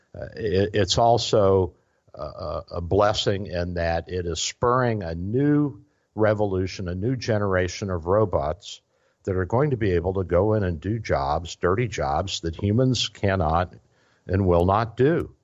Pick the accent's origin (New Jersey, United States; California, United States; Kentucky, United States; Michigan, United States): Kentucky, United States; Louisville; now in Florida, United States; I'm originally from Louisville, Kentucky. So we're, we're transplants down here